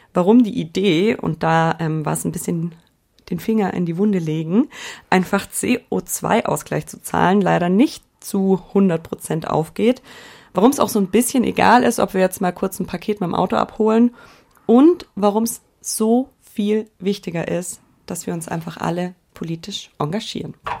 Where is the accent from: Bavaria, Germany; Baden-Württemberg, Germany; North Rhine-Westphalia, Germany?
Bavaria, Germany; Allgäu; Wir kommen beide aus dem Allgäu. Und wenn ja. ich da so an meine Jugend und Kindheit zurückdenke, die bei mir klassisch ländliches Leben geprägt war